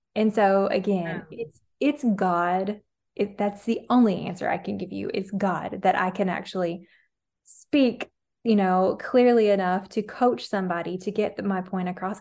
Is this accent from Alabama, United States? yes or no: yes; Alabama, United States; I'm from Alabama, and I didn't have healthy habits growing up